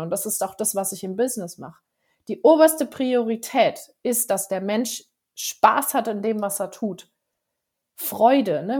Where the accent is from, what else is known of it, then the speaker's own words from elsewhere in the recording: Frankfurt area, Hesse, Germany; moved away as an adult; now in Allgäu, Germany; vom Frankfurter Raum, wo ich ursprünglich eigentlich herkomme. Äh, ich bin aber trotzdem auf dem Dorf aufgewachsen